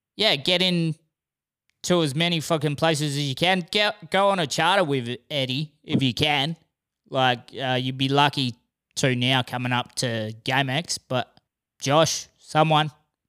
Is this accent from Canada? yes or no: no; Exmouth, Western Australia, Australia; I'm from Exmouth as well. And his first thing was, he goes, oh, I've never met you. Like, how long have you lived there for? I'm like, 20 years.